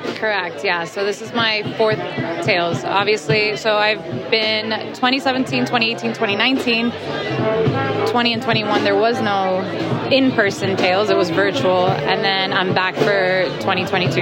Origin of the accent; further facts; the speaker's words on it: Florida, United States; I'm from Florida